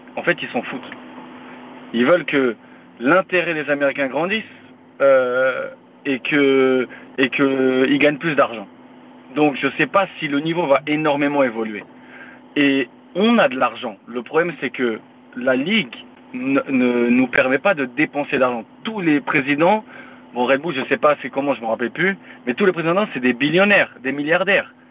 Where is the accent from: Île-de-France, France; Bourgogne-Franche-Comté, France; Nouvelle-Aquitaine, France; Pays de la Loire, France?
Île-de-France, France; Paris; moved away as an adult; now in Philadelphia, United States; je viens de Paris, 78, je représente